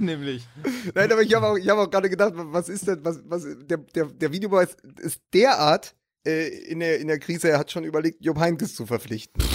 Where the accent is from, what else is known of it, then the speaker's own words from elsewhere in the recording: Berlin, Germany; als Berliner, als Hertaner